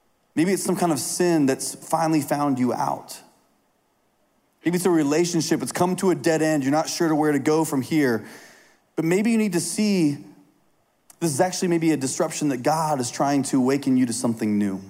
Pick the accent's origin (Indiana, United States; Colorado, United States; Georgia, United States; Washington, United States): Indiana, United States; I grew up in Indiana